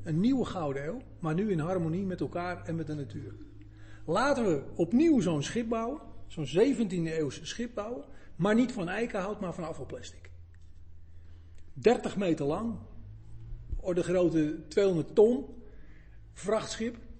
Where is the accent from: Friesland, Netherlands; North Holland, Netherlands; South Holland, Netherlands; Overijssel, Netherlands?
North Holland, Netherlands; Zaanstreek; ik kom uit de Zaanstreek, dat was toen het grootste industriële gebied